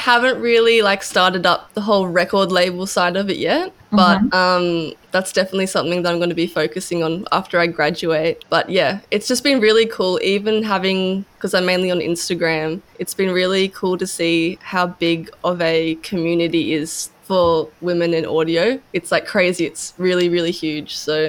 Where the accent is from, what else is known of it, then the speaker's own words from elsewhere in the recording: Kingscliff, New South Wales, Australia; now in Byron Bay, Australia; I'm 21. I'm from Kingscliff.